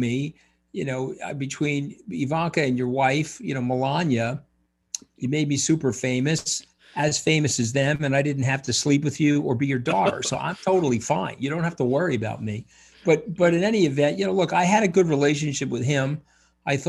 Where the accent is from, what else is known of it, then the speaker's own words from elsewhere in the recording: Long Island, New York, United States; I'm from Long Island